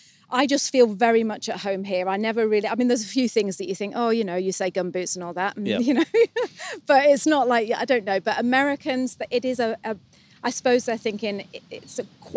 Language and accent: English; United Kingdom; moved away as an adult; now in New Zealand; we're British.